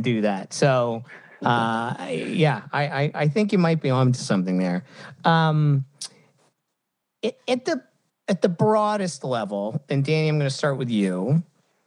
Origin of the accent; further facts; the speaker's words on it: United States; as an American